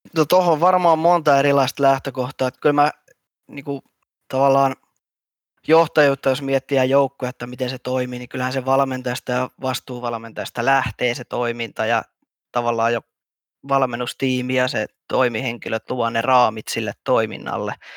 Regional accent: Hämeenlinna, Kanta-Häme, Finland; mä oon Hämeenlinnalainen perheenisä

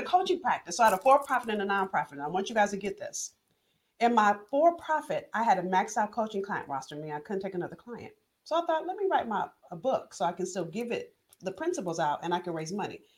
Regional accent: Los Angeles, California, United States; I'm from Los Angeles

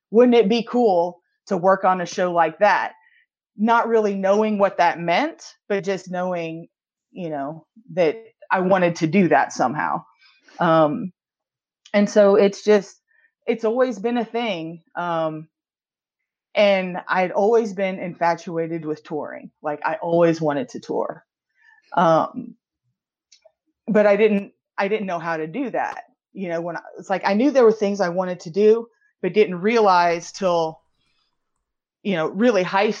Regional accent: Houston, Texas, United States; now in Atlanta, United States; I live in Atlanta. I'm originally from Houston, Texas

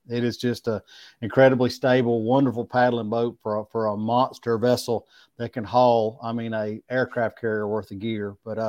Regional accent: Smiths Station, Alabama, United States; I'm telling you, I'm from Smith's, Alabama. We call it UCLA, the upper corner of lower Alabama.

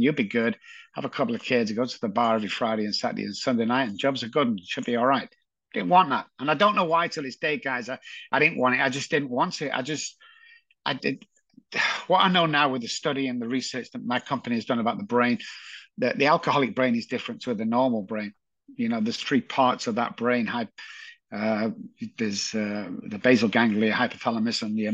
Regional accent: Manchester, North West England, United Kingdom; born in Moss Side, Manchester

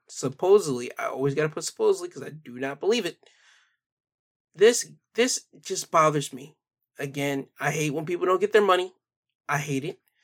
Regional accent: United States

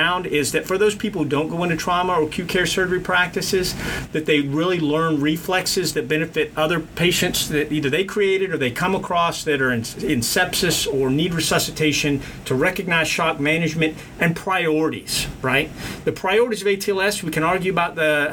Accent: South Texas, United States; I grew up in South Texas, so redneck country, old 1930s country, all of it

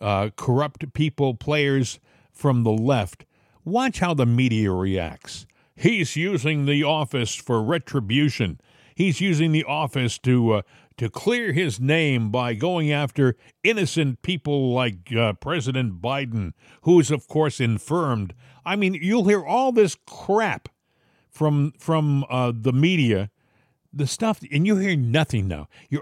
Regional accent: Massachusetts, United States; also born or lived in Rhode Island; I was from Massachusetts and then Rhode Island. You know, these are states that are solid Democrat.

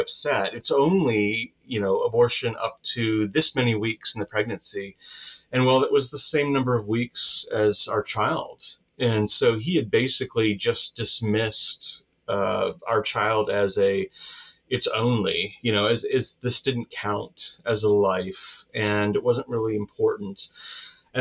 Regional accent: United States; being Baptist and being American

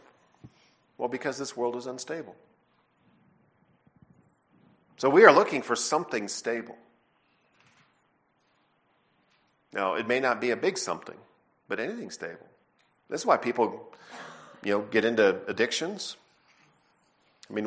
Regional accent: Canada; I'm from Canada. All my family are Canadian citizens, and so we grew up doing a lot of ice stuff

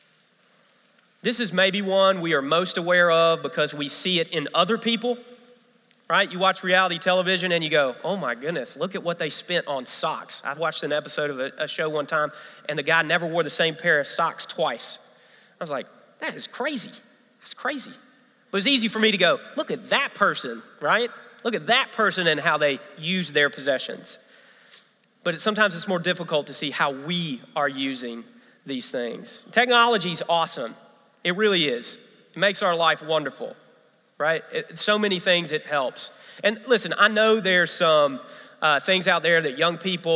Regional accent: Memphis, Tennessee, United States; born or raised there; now in South Carolina, United States

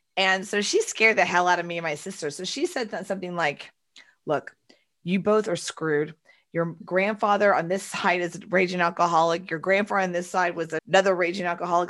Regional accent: Houston, Texas, United States; I was born and raised in Texas and Houston

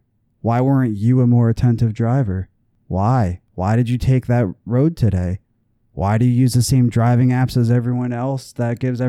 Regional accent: New Jersey, United States; I'm from Jersey. I'm an outsider.

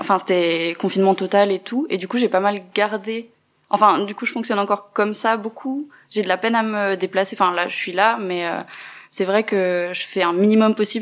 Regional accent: Neuchâtel, Switzerland; je viens de Neuchâtel

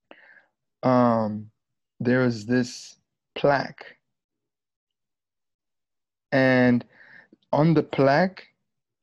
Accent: Windhoek, Khomas, Namibia; also born or lived in Luanda, Angola; now in United States; my hometown in Windhoek, the capital city of Namibia

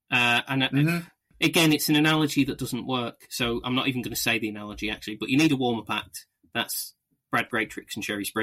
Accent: United Kingdom; we're British

